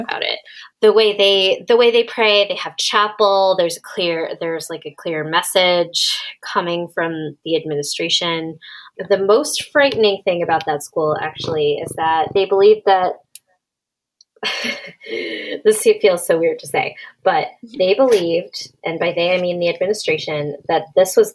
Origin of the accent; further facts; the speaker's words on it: Massachusetts, United States; I'm from Massachusetts